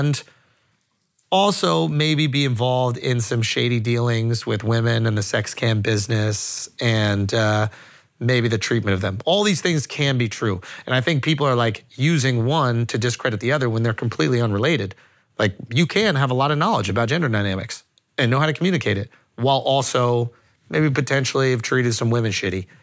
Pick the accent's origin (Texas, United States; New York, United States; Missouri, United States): New York, United States; New York City; I'm New Yorker